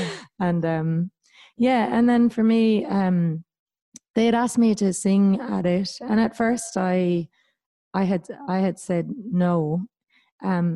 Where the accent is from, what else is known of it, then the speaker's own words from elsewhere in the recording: Ireland; moved away as an adult; also born or lived in Victoria, Australia; now in New South Wales, Australia; coming from Ireland